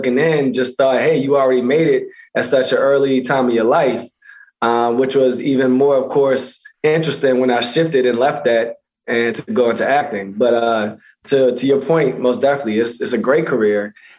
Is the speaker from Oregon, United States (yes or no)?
no; Baltimore, Maryland, United States; also born or lived in Pennsylvania; Yeah, originally Baltimore, Maryland, and went to high school in Pennsylvania.